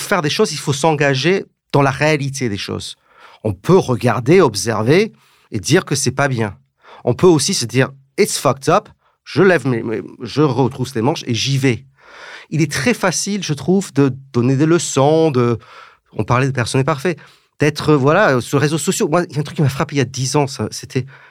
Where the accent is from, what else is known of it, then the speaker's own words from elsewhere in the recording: England, United Kingdom; moved away as an adult; now in France; J'ai grandi en Angleterre, ce qui fait que parfois je ne parle pas comme la regrettée Jane Birkin, mais parfois j'ai un petit accent